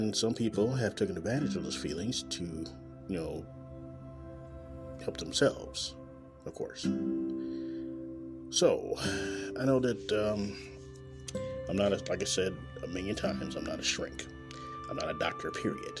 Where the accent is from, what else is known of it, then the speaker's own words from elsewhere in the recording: Kansas City, Missouri, United States; Coming live and direct from Kansas City, Missouri, my hometown